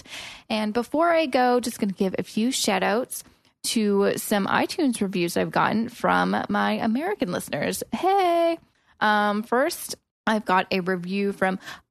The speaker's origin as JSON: {"language": "English", "town": "Vancouver", "region": "British Columbia", "country": "Canada", "moved": "yes", "lives_now": "Toronto, Canada", "said": "I'm from Vancouver, and when I moved to Toronto"}